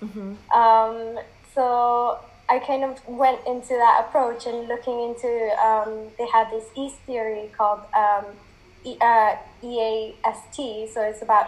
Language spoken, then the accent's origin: English; Malaysia; now in United Kingdom; I grew up in Malaysia